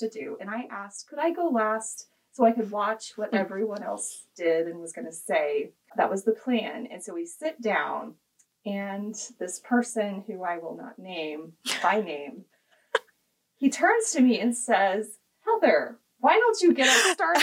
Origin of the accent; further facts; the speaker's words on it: Kansas, United States; I grew up in the Kansas public school system